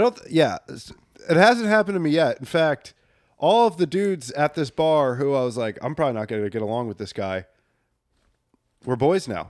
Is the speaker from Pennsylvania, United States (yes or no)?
yes; Bucks County, Pennsylvania, United States; growing up in Bucks County, one of the most haunted counties